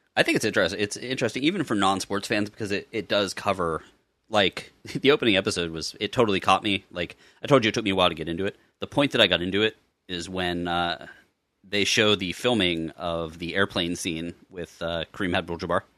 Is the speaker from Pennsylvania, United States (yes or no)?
yes; Pittsburgh, Pennsylvania, United States; I was born in Pittsburgh